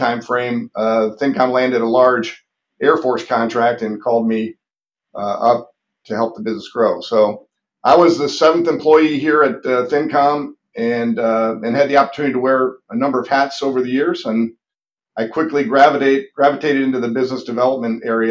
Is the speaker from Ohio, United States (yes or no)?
yes; Cleveland, Ohio, United States; moved away as an adult; also born or lived in Indiana / Los Angeles, California; I'm originally from Cleveland, Ohio, and still a Browns fan